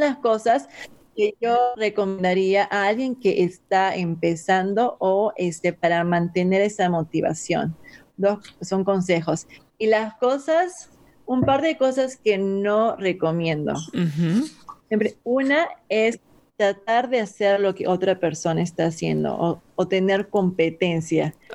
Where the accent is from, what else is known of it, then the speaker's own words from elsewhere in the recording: Peru; moved away; yo soy de Perú y yo he sido criada con papa y arroz mezclado